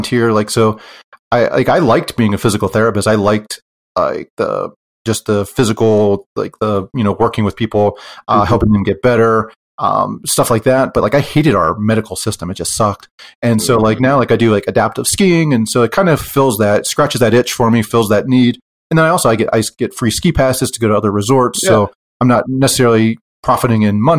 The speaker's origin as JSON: {"language": "English", "region": "Pennsylvania", "country": "United States", "moved": "as an adult", "lives_now": "Utah, United States", "said": "I'm from Pennsylvania and we moved to Utah after I retired"}